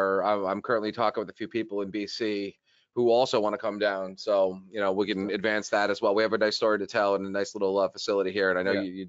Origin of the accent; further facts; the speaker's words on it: New York, United States; I was born in the Bronx